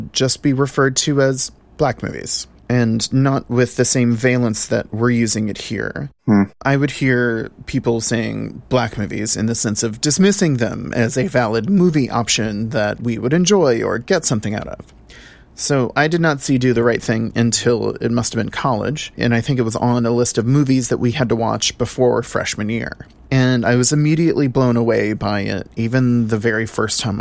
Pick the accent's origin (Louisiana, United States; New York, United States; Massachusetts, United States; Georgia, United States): Louisiana, United States; New Orleans; born and raised in New Orleans